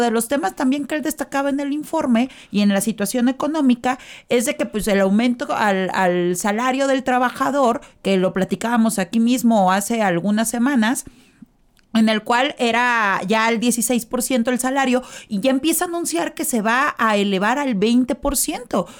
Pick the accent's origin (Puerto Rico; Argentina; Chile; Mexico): Mexico; nosotros como tal, como mexicanos, el pueblo, es exageradamente católico